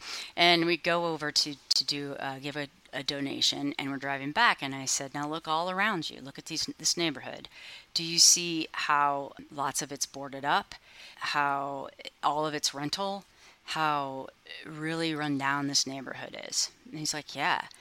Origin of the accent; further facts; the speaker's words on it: Columbus, Ohio, United States; I grew up in Columbus and went to Columbus Public Schools, was part of the busing.